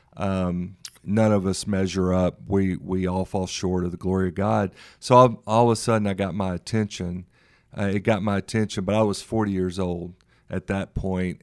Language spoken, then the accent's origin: English; Memphis, Tennessee, United States; now in Dallas, United States; born and raised in Memphis, Tennessee